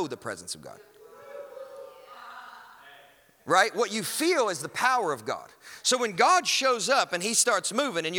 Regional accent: Kentucky, United States; I'm from Kentucky

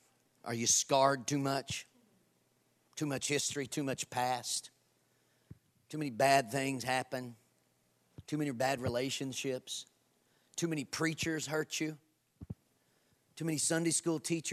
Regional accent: Kentucky, United States; I'm from Kentucky

